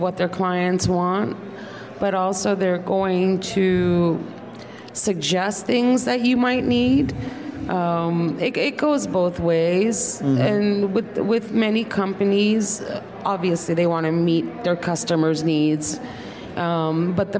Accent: Turkey; moved away; I was born in Turkey

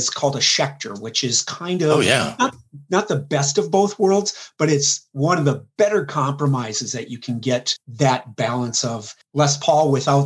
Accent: Central Minnesota, United States; Central Minnesota. I'm from Lake Country

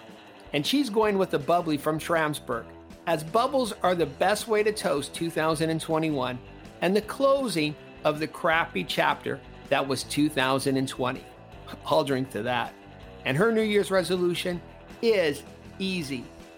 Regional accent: California, United States; now in London, United Kingdom; California, the Golden State, my home state

